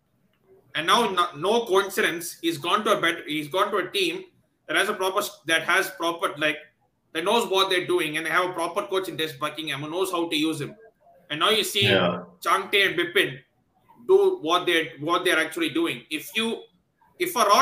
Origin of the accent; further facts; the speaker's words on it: Chennai, Tamil Nadu, India; I'm from Chennai